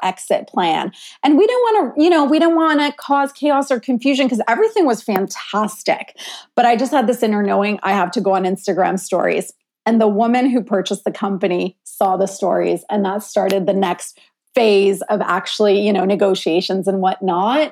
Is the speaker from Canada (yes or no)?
yes; Ontario, Canada; moved away; I'm sitting in my hometown in Ontario